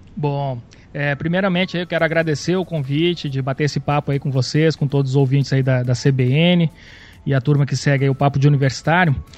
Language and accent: Portuguese; Rio Grande do Sul, Brazil; eu sou, sou gaúcho